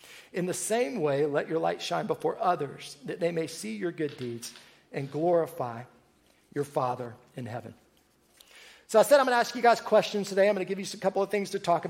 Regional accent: Georgia, United States; I was born and raised in Georgia, lived in Georgia pretty much all of my life.

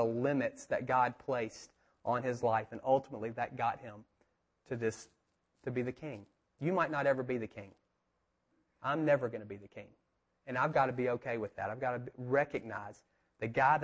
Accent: United States; I grew up over here in Park Manor off of Kennesaw Avenue by the mountain

